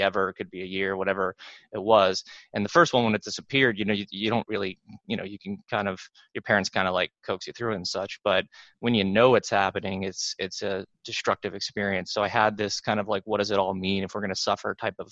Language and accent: English; Pittsburgh, Pennsylvania, United States; I grew up in Pittsburgh